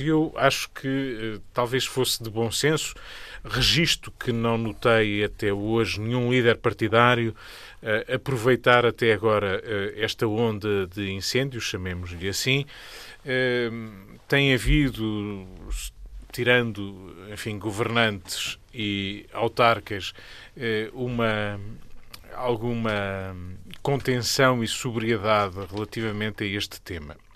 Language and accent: Portuguese; Beira, Portugal; As minhas origens são mais de campo do que, enfim, de, de cidade, mas mais de interior, neste caso, eu sou beirão